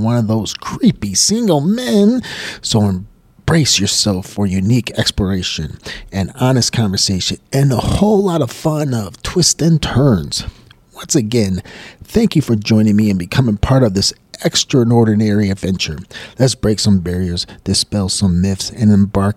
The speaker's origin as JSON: {"language": "English", "region": "Michigan", "country": "United States", "also_born_or_lived": "Buffalo, New York", "moved": "as an adult", "said": "I'm from Michigan and I was working at one of the auto companies"}